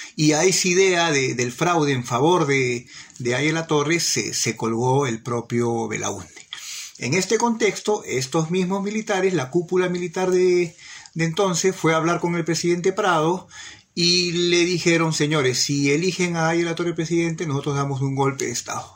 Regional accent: Peru; Es lo que nos corresponde como peruanos

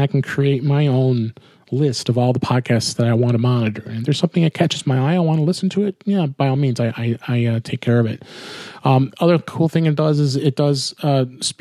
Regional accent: outside of Chicago, Illinois, United States; moved away; out in my hometown neck of the woods, outside of Chicago

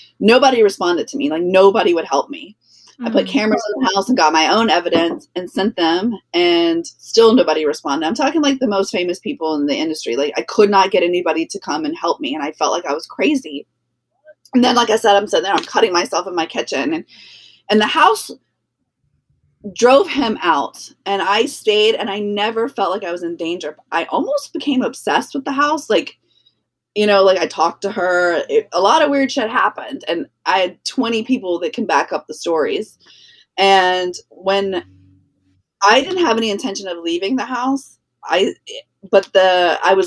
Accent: New Orleans, Louisiana, United States; I'm from New Orleans.

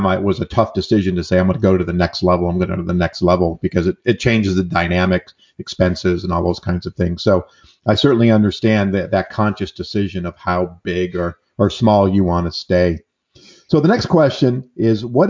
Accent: East Coast, United States; I'm from the East Coast

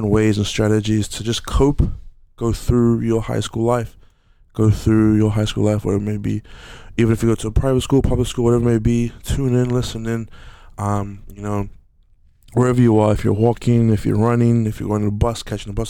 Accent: Auckland, New Zealand; growing up in Aotearoa, growing up in South Auckland, New Zealand

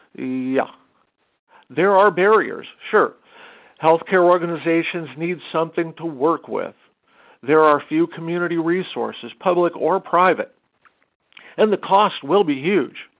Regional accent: Arizona, United States; now in Inland Empire, United States; my home state of Arizona

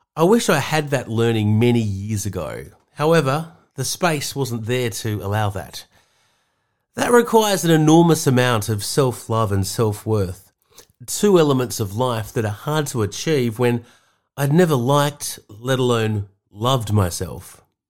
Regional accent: Sydney, New South Wales, Australia; moved away as an adult; now in Seaspray, Australia; the Balmoral or Balmain middle class suburbs I was brought up in Sydney

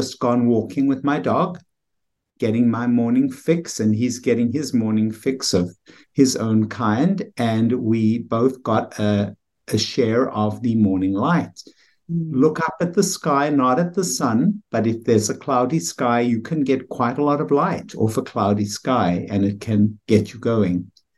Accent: South Africa; moved away as an adult; now in United States; Well, I came here from South Africa, as you can tell by my accent. It's not an American accent, although it's quiet that way.

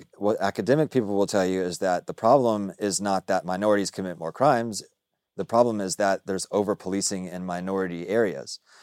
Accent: Dallas, Texas, United States; also born or lived in Austin; I say I'm from the South, but I grew up in Dallas

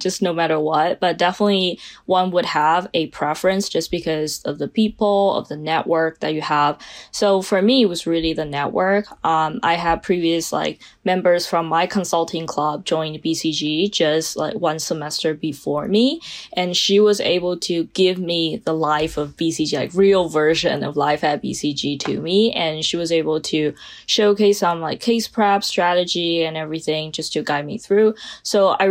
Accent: China; English is a second language; moved away as an adult; now in United States; I'm originally from China, spent 18 years of my life in China, and moved to the United States pursuing my bachelor's degree.

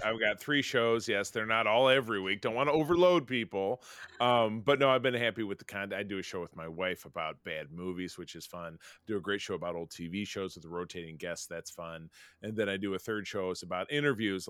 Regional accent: Detroit, Michigan, United States; I'm from Detroit

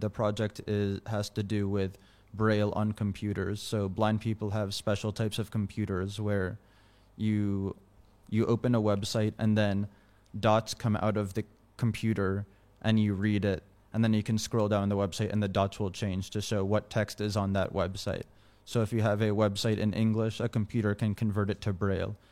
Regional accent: California, United States; now in Washington, D.C., United States; in my hometown in California

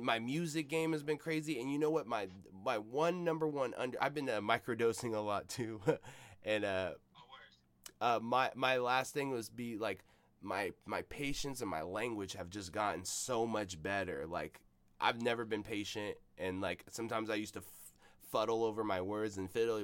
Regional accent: Seattle, Washington, United States; I'm from South Seattle

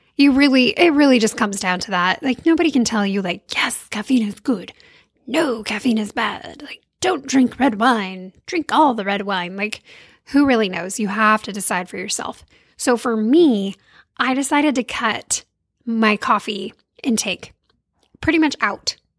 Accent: California, United States; I grew up in California

